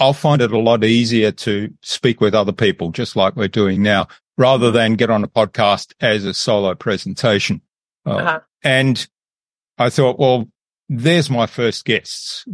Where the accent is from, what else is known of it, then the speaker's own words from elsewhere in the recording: Australia; also born or lived in Germany / Philadelphia, United States; I was born in Germany, but I did grow up in Australia, went to school in Australia